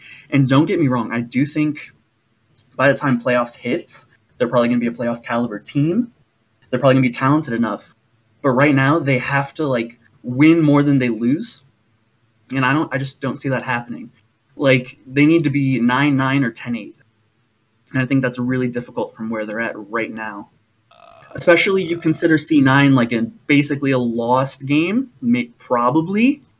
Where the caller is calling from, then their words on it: St. Louis, Missouri, United States; I am calling from St. Louis.